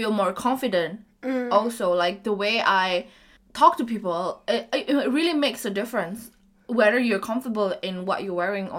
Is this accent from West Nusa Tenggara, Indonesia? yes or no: no; Medan, North Sumatra, Indonesia; moved away as an adult; Medan is always home to me